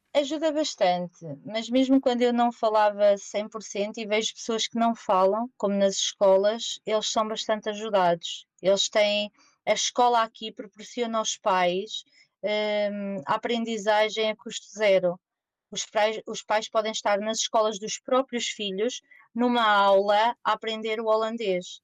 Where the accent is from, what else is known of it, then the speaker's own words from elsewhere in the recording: Portugal; moved away as an adult; also born or lived in Germany / Netherlands; now in The Hague, Netherlands; nós, portugueses